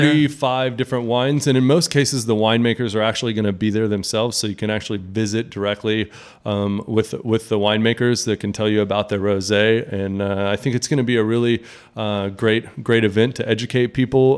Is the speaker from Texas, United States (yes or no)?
yes; Texas, United States; as a Texan